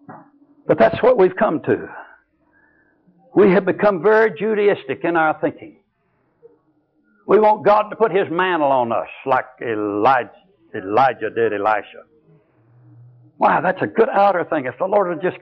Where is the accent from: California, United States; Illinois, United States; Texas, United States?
Texas, United States; I was from Texas.